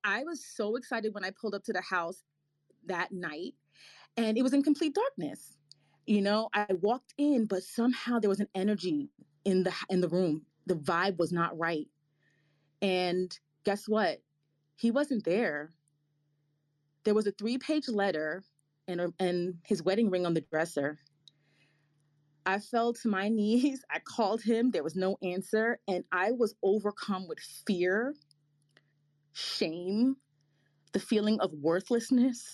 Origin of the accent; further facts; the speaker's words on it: New York City, New York, United States; also born or lived in Boston; We were lower middle class growing up in the Bronx, New York